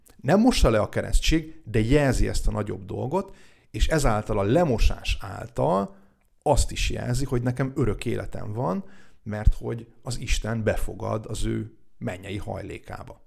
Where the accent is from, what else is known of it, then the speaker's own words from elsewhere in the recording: Hungary; also born or lived in Biharnagybajom / Túrkeve; now in Dunaújváros, Hungary; a szülőfalumból, Bihar nagybajon vagy Túrkevéről